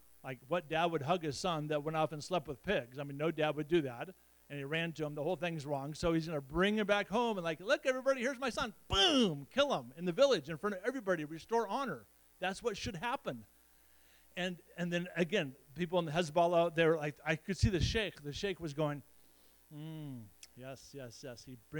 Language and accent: English; Nebraska, United States; It's so fun to be back in Nebraska, kind of my home state, and have a little bit of history with my dad and the Samsons